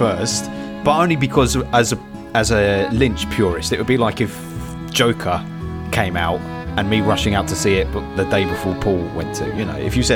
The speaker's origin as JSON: {"language": "English", "region": "London", "country": "United Kingdom", "tie": "born or raised there", "said": "I was born in St. Thomas Hospital"}